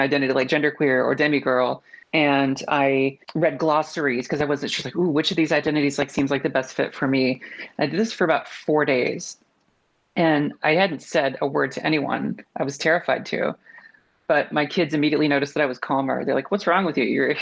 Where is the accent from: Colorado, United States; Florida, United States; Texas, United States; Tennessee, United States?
Texas, United States; now in Portland, United States; I grew up in Texas